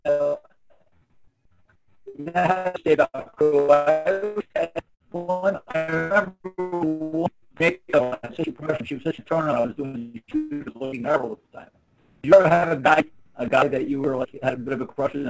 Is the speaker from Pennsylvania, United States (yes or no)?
yes; Philadelphia, Pennsylvania, United States; I'm from Philly. I'm a Philly guy.